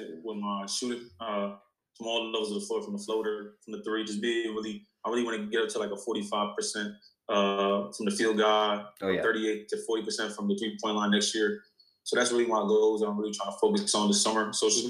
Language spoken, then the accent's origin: English; New York, United States; I'm from New York